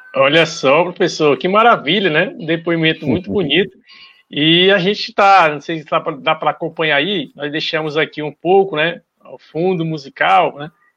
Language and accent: Portuguese; Brazil; aqui do nosso Brasil